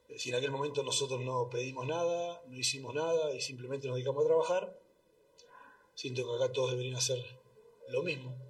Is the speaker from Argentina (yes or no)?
yes; Argentina; now in Bolivia; cuando pasó en mi país